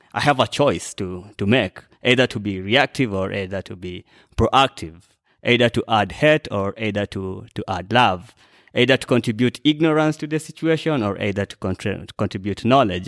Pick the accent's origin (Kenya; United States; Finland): Kenya; moved away as an adult; now in Kampala, Uganda; I'm not a, a, Ugandan citizen, I'm a Kenyan citizen